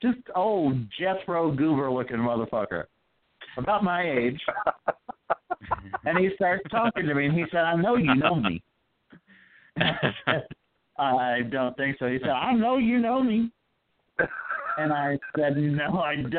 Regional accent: Florida, United States; moved away; I was born and reared in Florida

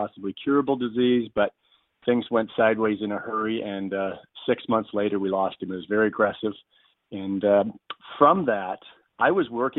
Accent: Canada; a Canadian who had played in the big league.

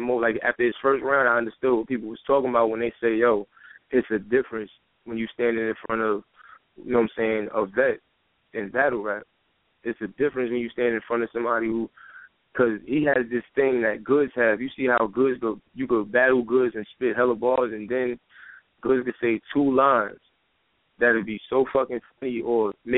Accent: New York City, New York, United States; I'm born and raised in Brooklyn. You know what I'm saying? I'm from Brooklyn, New York. Bed-Stuy, Brownsville

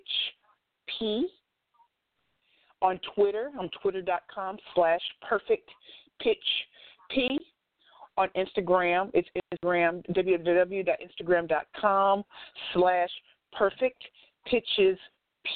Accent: St. Louis, Missouri, United States; I'm from St. Louis

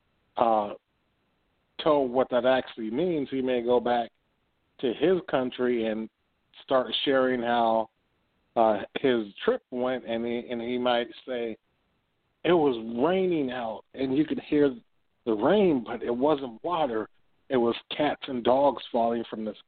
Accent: Oberlin, Ohio, United States; I grew up in a small college town here in Ohio, a place called Oberlin

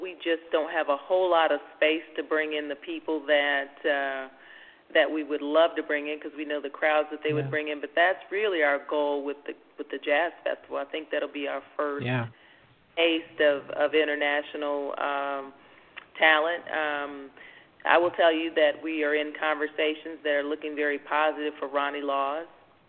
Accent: California, United States; now in Las Vegas, United States; But we came from California, and even in California, I mean, you don't see locations with this sort of concept.

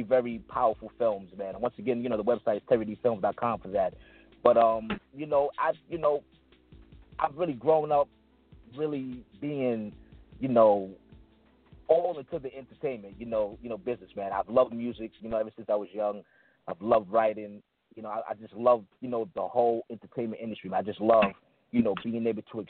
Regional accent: New York City, New York, United States; I'm originally from Brooklyn, New York, Bed-Stuy

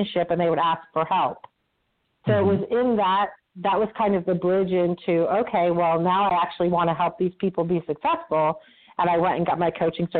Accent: Vermont, United States; I grew up in Vermont

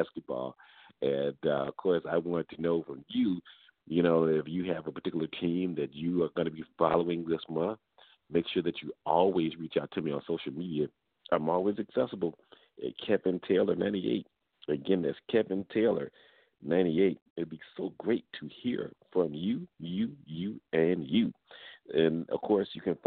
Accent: Atlanta, Georgia, United States; coming to you from my hometown, the capital of Georgia, of Atlanta

